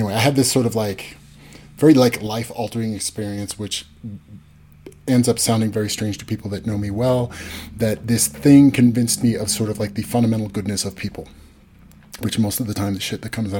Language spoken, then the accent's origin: English; California, United States; we grew up in California